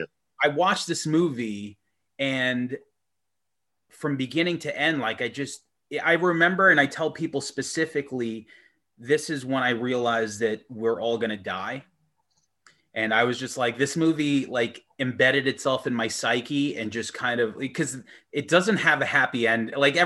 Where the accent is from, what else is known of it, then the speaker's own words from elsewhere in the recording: Long Island / Manhattan, New York, United States; living in on Long Island, close to the city, growing up in Manhattan.